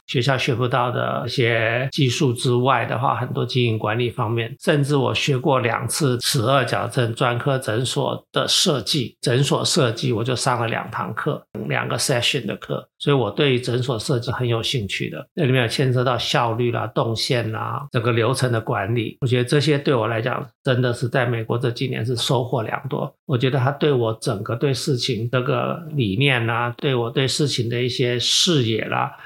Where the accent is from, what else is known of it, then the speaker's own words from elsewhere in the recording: Taichung, Taiwan; moved away as an adult; also born or lived in Taipei, Taiwan / United States; 我又是从小在台中长大，所以对这边当然是有感情